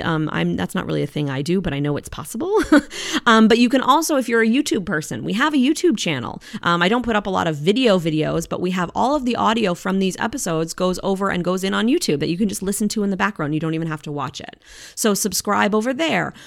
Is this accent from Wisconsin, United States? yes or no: yes; Eau Claire, Wisconsin, United States; now in Florida, United States; I was born and raised in Eau Claire